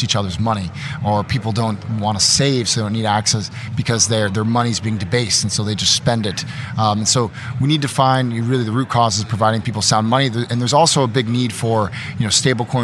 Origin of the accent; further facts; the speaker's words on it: Austin, Texas, United States; we're both from Austin, Texas